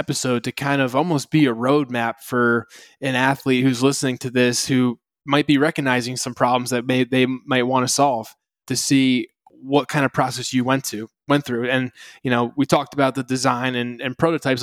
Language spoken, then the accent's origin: English; East Coast, United States; I grew up on the East Coast